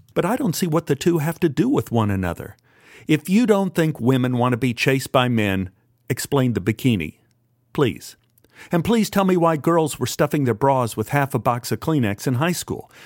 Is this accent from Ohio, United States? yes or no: no; Dallas, Texas, United States; I grew up in Oak Cliff, which is as close to a theocracy that ever existed in the United States